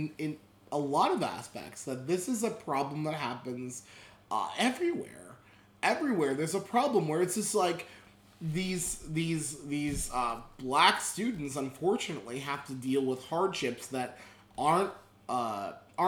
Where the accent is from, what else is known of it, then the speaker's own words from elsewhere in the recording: Pottsville, Pennsylvania, United States; I was raised in Pottsville, Pennsylvania.